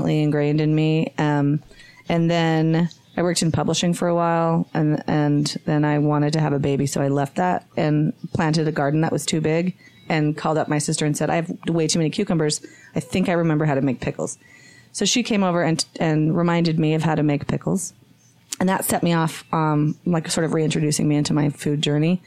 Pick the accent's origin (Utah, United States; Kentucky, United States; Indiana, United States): Utah, United States; Magna; There was a community garden in Magna